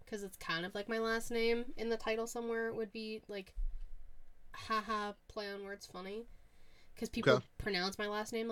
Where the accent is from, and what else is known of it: Pittsburgh, Pennsylvania, United States; born or raised there